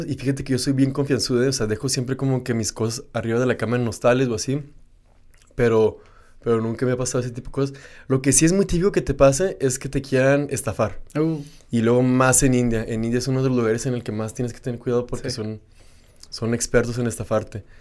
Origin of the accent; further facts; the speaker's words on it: Ciudad Juárez, Chihuahua, Mexico; moved away as an adult; now in Ubud, Indonesia; soy de México, no, no, soy de Juárez